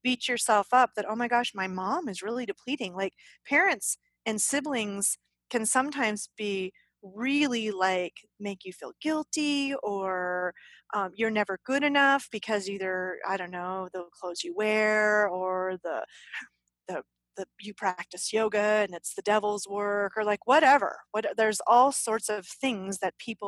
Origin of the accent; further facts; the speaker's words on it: the South, United States; Apparently I'm from the South.